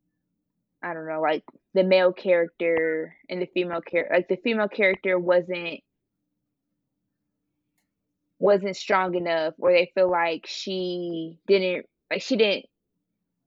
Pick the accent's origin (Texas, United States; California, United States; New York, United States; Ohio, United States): Ohio, United States; Cleveland; I'm from Ohio, like, Cleveland area